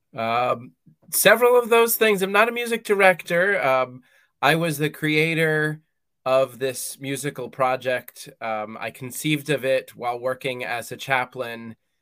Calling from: Columbia, Maryland, United States; I am calling in from Maryland in the United States, a little town called Columbia

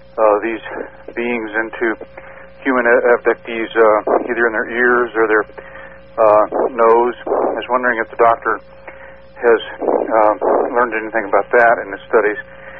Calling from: Oregon, United States

